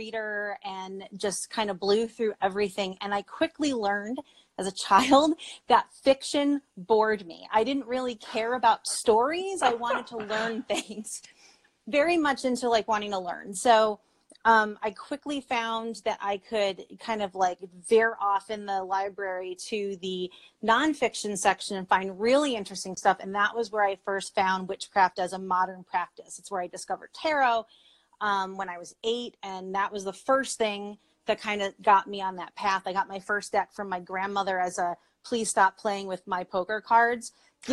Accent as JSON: {"language": "English", "region": "Connecticut", "country": "United States", "tie": "born or raised there", "said": "I grew up in Connecticut, so I grew up in New England."}